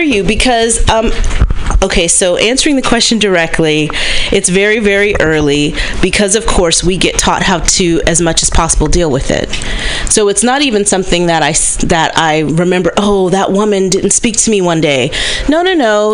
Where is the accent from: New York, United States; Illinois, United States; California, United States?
California, United States; Berkeley; born or raised there